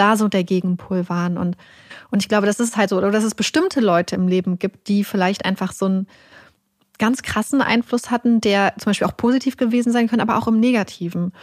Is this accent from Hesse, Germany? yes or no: no; Lüneburg Heath, Lower Saxony, Germany; ich bin irgendwo in der Lüneburger Heide groß geworden, in einem kleinen Dörfchen